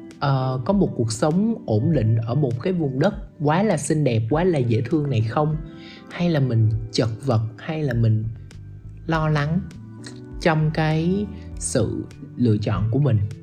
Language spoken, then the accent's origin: Vietnamese; Ho Chi Minh City, Vietnam; accent: southern; mình chỉ là người gốc Bắc thôi chứ mình được sinh ra và lớn lên tại vùng đất màu mỡ này